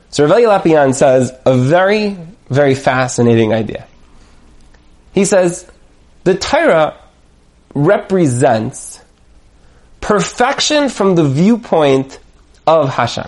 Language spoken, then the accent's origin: English; United States; I'm an American